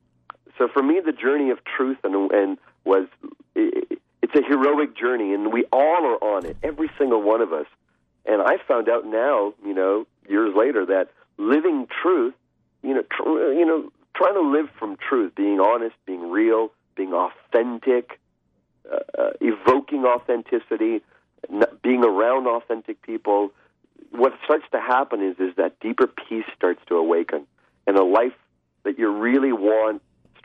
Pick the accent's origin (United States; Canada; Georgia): Canada; I'm of Indian descent, raised in Canada, mm-hmm. hence I don't have an Indian accent